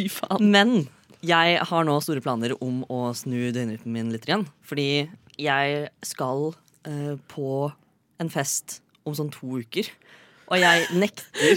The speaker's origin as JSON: {"language": "Norwegian", "town": "Fredrikstad", "region": "Østfold", "country": "Norway", "said": "Jeg er fra Fredrikstad fremdeles."}